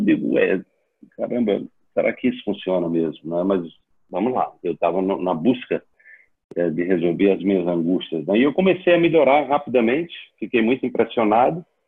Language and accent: Portuguese; Serra Talhada, Pernambuco, Brazil; also born or lived in Recife; Eu sou sertanejo lá do Serra Talhada, uma cidade do sertão de Pernambuco, a 400 quilômetros de Recife.